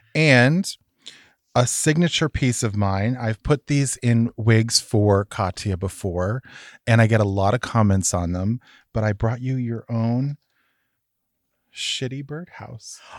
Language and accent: English; Massachusetts, United States; I'm from Massachusetts